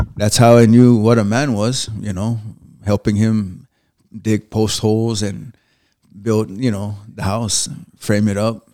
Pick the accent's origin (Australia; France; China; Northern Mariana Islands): Northern Mariana Islands; Saipan; also born or lived in Spanaway, Washington; now in United States; I was born in Saipan.